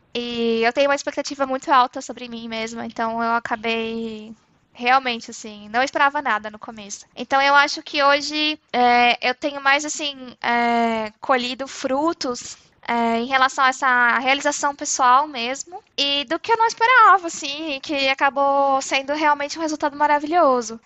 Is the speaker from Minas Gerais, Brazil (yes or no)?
no; interior of São Paulo, Brazil; accent: interior R; moved away as an adult; now in Frankfurt, Germany; Eu sou nascida em São Paulo, mas na verdade, assim, quando eu tinha 5 anos eu me mudei pro interior, então eu me sinto muito mais interiorana mesmo